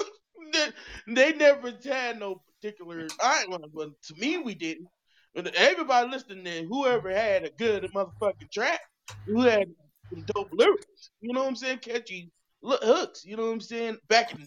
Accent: Kansas City, Midwest, United States; I'm from Midwest. We from KC

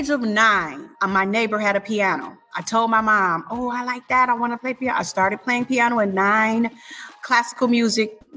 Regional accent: Detroit, Michigan, United States; I'm from Detroit or the Detroit metro area, the home of the …, …, ins and all

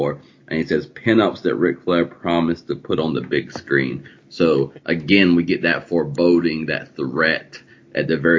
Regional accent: the South, United States; I grew up in the South.

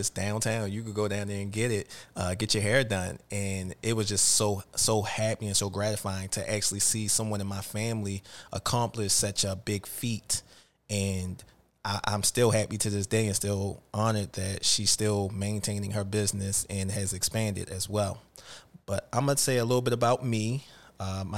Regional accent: Baltimore, Maryland, United States; Born and raised in Baltimore.

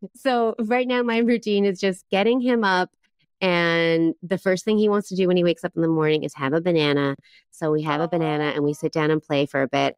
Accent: East Coast of Canada, Canada; moved away as an adult; now in Taiwan; I'm from the east coast of Canada

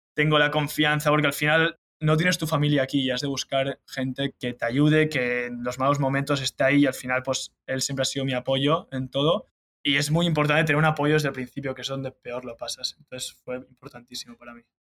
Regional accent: Sant Cugat del Vallès, Catalonia, Spain; moved away as an adult; also born or lived in Charleston, West Virginia; soy de San Cugat, entonces el club de golf San Cugat lo tengo al lado de casa

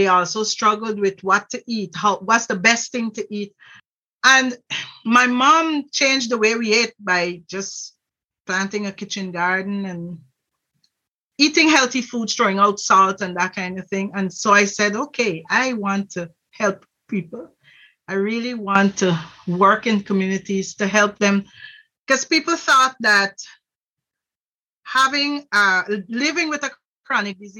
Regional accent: Guyana; now in Worcester, Ohio, United States; I'm originally from Guyana, South America

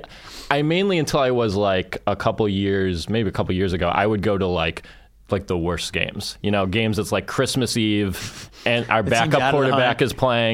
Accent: Tonawanda, New York, United States; moved away as an adult; also born or lived in Buffalo, New York; now in New York City, United States; I grew up just outside of Kenmore, which is the nice area.

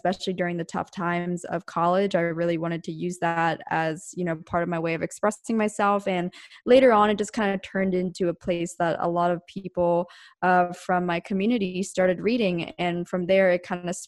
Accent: outside of Philadelphia, Pennsylvania, United States; moved away as an adult; now in Orange County, United States; I was originally from the East Coast in Pennsylvania, outside of Philadelphia. But when I was 18, I moved to Southern California

